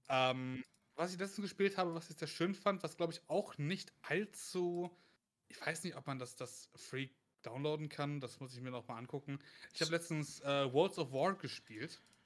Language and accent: German; Germany; accent: German; mit meinem krassen deutschen Akzent